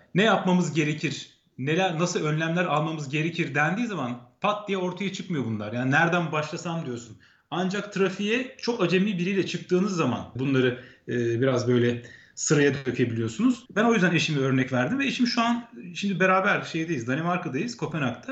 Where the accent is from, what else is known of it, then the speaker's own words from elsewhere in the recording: Ankara, Turkey; moved away as an adult; now in Copenhagen, Denmark; Ben doğma büyüme Ankaralıyım